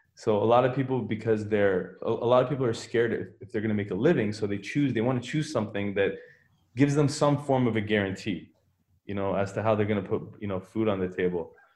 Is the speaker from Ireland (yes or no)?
no; Richmond Hill, Ontario, Canada; also born or lived in Iran; I pretty much grew up in Canada. I, I was in Richmond Hill my whole life